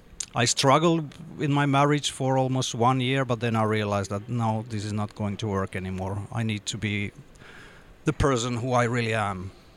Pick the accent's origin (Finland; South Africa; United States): Finland; Jakobstad, Ostrobothnia; English is a second language; I grew up in Jakobstad, which is a Swedish-speaking small town by the coast up north.